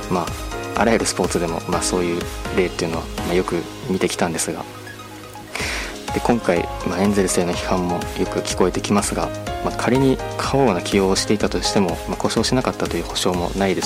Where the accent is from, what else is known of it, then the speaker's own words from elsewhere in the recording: Hokkaido, Japan; 北海道生まれの一般人